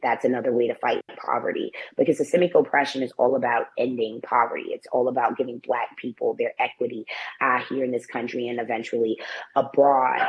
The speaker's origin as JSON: {"language": "English", "town": "New York City", "region": "New York", "country": "United States", "tie": "born or raised there", "said": "I was born in the Bronx. Um, I still choose to reside here. Uh, I, I, grew up in the nation's poorest congressional district"}